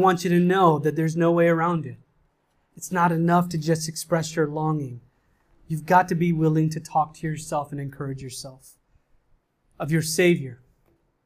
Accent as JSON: {"language": "English", "country": "India", "moved": "yes", "lives_now": "New York City, United States", "said": "I'm an Indian. I come from a culture that smothers emotions"}